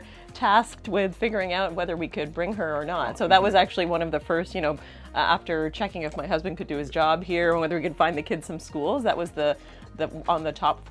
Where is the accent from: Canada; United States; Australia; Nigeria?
Canada; Toronto, Ontario; moved away as an adult; now in Barbados; I'm from Toronto